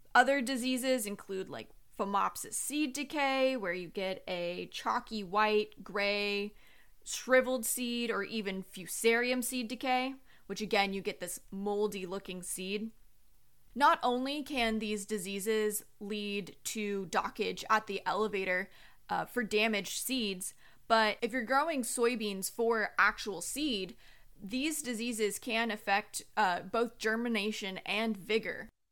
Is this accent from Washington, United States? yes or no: no; Long Beach, California, United States; now in North Carolina, United States; I am originally from Long Beach, California